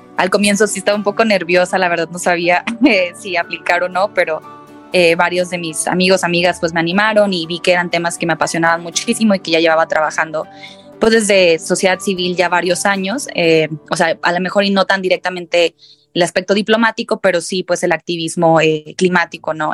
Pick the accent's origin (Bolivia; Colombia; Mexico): Mexico; Monterrey, Nuevo León; de Monterrey, Nuevo León